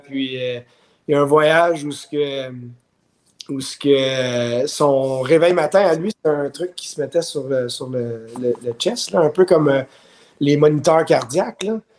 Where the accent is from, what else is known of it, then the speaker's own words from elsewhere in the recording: Montreal, Quebec, Canada; also born or lived in Ottawa, Ontario; I'm from Montreal, but euh, tu sais, j'ai grandi à Ottawa aussi.